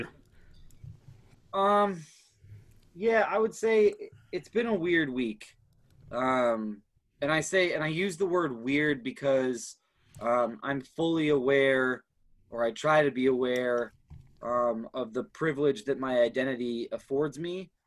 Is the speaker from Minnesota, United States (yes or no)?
yes; Minneapolis, Minnesota, United States; also born or lived in Baltimore, Maryland / Houston, Texas; I lived in Houston for about four years before we moved up to the Twin Cities. So Twin Cities has always been home for me